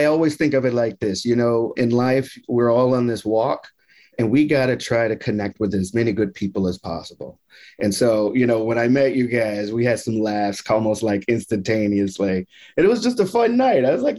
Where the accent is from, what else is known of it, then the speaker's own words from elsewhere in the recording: Houston, Texas, United States; also born or lived in Mississippi / Louisiana / Alabama; So I'm originally from the South, was born in Houston, lived in Mississippi, Louisiana, Alabama, Texas, all of them